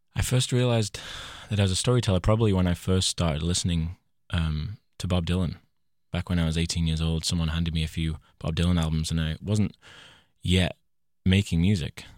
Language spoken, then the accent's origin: English; Leyland, North West England, United Kingdom; My hometown is called Leyland, uh, in Lancashire, the northwest of England